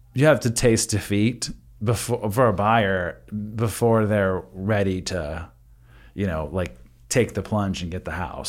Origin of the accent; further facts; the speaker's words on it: Northern California, United States; now in Texas, United States; I grew up in Northern California